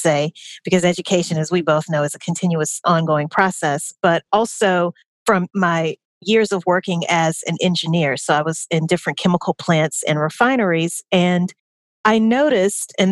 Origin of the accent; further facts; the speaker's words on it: Baton Rouge, Louisiana, United States; moved away as an adult; also born or lived in New Orleans, Louisiana; now in Atlanta, United States; I am originally from Baton Rouge, Louisiana, lived in New Orleans for about 8 years